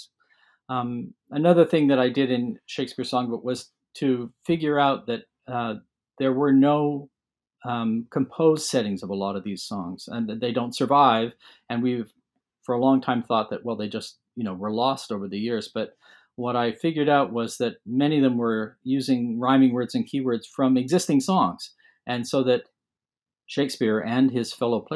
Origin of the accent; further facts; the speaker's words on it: London, Ontario, Canada; I was born in London, Ontario, and mostly grew up there, lived in other parts of Canada a bit as well